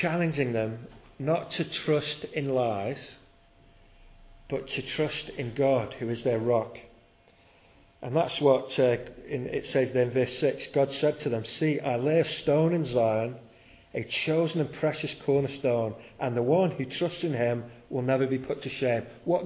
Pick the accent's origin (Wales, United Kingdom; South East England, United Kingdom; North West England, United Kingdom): North West England, United Kingdom; near Southport; I grew up living near Southport